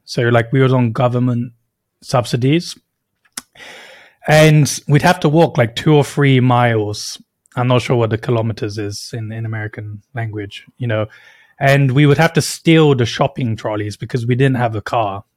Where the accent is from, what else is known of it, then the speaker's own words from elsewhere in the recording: United Kingdom; moved away; I was born and raised in the U K